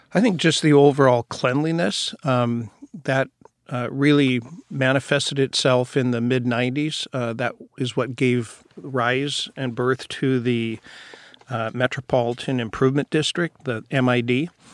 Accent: Seattle, Washington, United States; I was born and raised down in Rainier Valley. So I've been in Seattle my entire life.

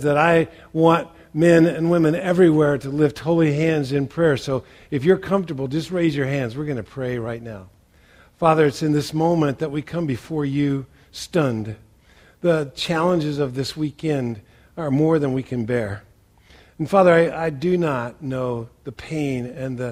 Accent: Western Indiana, United States; moved away; I grew up in Western Indiana

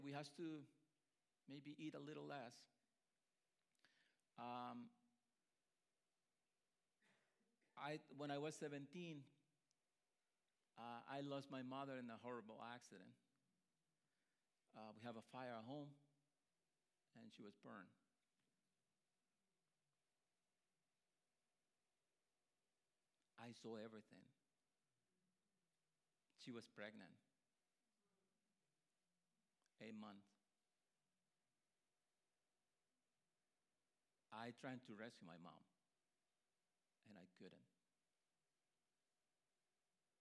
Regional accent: Honduras; moved away as an adult; I grew up in Honduras

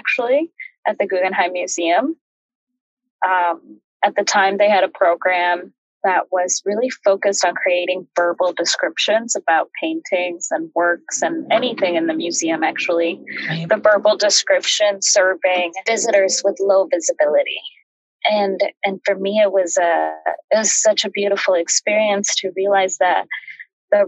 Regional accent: Chicago, Illinois, United States; moved away as an adult; also born or lived in Mexico (family) / Washington; now in New York, United States; I grew up in the Midwest. My family came from Mexico and settled right around the Chicagoland area

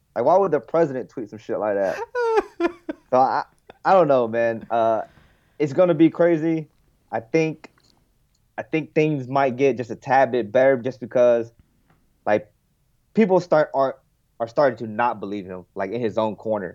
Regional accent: United States; I'm an American

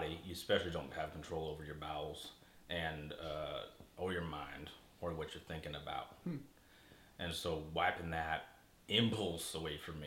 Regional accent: Omaha, Nebraska, United States; also born or lived in Arlington, Texas; I was born and raised in Omaha, but I do identify as a Texan.

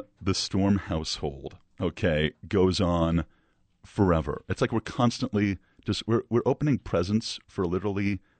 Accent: Southern California, United States; now in Albuquerque, United States; I'm from California, oh. Southern California, but my father started teaching at New Mexico State. Yeah, so he moved out there. Family started moving out there. I came out to Albuquerque.

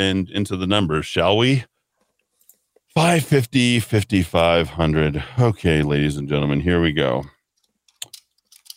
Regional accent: Albuquerque, New Mexico, United States; where I grew up in Martinez Town

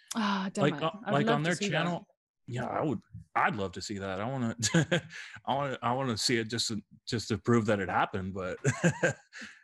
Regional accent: United States; I'm American

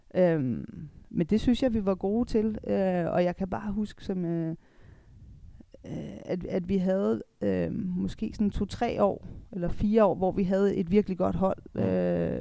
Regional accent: Denmark; also born or lived in Italy / Germany; her hjemme i Danmark er vi

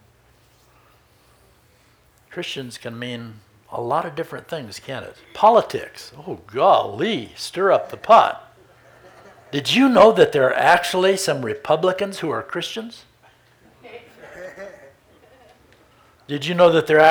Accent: Redmond, Oregon, United States; I was a little Baptist boy growing up in Redmond, Oregon

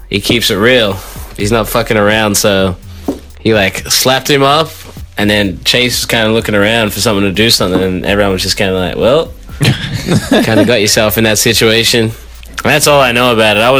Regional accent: Montreal, Quebec, Canada; I do. I grew up in Montreal.

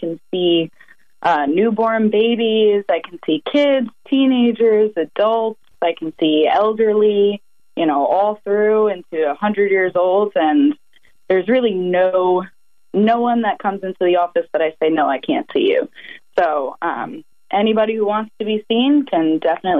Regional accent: North Babylon, New York, United States; also born or lived in Grenada; I was born and raised here on Long Island in North Babylon.

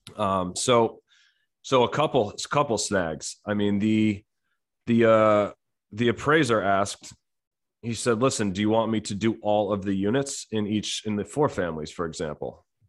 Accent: New Jersey, United States; I was born and raised in New Jersey

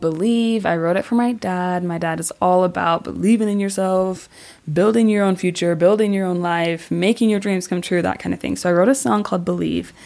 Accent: Orem, Utah, United States; born or raised there; also born or lived in American Fork, Utah / Asia

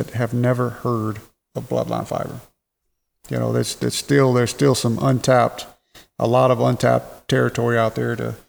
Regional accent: Mississippi, United States; moved away; also born or lived in Louisiana; I'm originally from Louisiana. I grew up in Mississippi.

